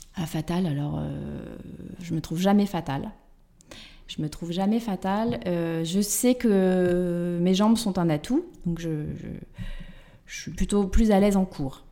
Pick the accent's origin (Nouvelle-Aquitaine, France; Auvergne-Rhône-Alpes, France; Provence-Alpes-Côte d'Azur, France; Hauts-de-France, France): Nouvelle-Aquitaine, France; Angoulême; moved away as an adult; also born or lived in Limoges; now in Paris, France; je suis originaire d'Angoulême